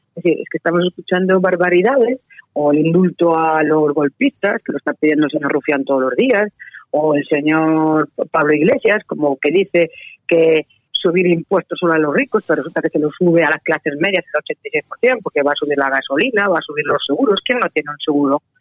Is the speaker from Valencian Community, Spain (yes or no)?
no; Galicia, Spain; yo soy gallega